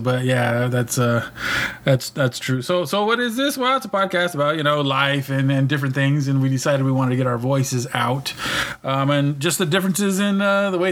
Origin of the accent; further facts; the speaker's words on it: California, United States; moved away as an adult; now in Kansas, United States; But I'm in Kansas. I've been out here for a little over 10 years now. And I'm from California.